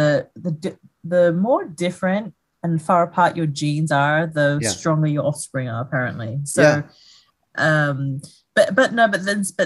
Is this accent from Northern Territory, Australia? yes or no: yes; Darwin, Northern Territory, Australia; also born or lived in Sydney; I was born in Sydney, but I grew up in Darwin, actually, on the top end, Northern Territory, when I went there when I was seven